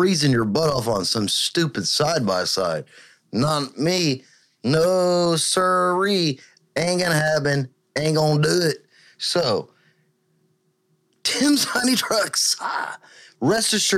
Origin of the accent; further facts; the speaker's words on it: Texas, United States; as a Texan